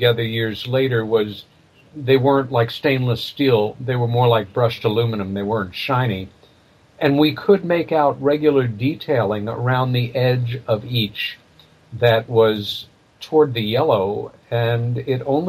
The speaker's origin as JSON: {"language": "English", "area": "Long Island", "region": "New York", "country": "United States", "tie": "born or raised there", "said": "I was born in New York City, and I came of age in a very lovely little village about 30 miles east of Manhattan on Long Island"}